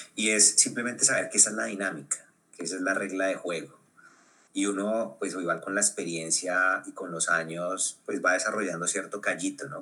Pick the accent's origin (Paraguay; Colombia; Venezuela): Colombia; porque somos latinoamericanos, porque somos colombianos, porque hablamos español